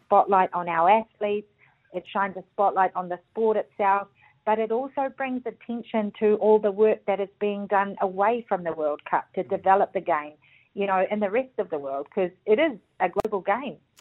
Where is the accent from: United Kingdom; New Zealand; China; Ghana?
New Zealand; being a Kiwi